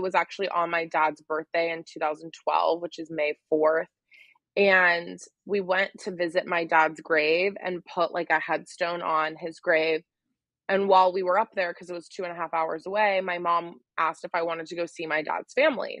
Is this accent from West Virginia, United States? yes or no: yes; Wheeling, West Virginia, United States; also born or lived in Charleston, West Virginia; I was born in Wheeling, West Virginia